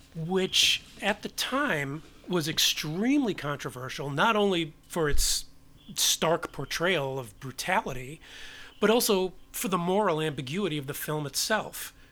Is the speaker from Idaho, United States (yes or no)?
no; New York City, New York, United States; I was born and raised in New York